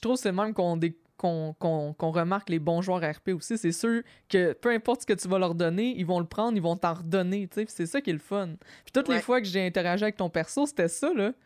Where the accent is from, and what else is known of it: Quebec, Canada